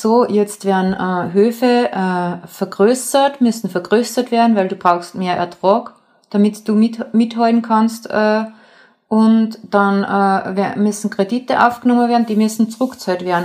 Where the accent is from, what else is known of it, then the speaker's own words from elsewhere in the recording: Mühlviertel, Upper Austria, Austria; moved away as an adult; now in Vienna, Austria; Ich bin äh, im Müllviertel aufgewachsen und wohne aber schon seit äh, 14, 15 Jahren äh, in Wien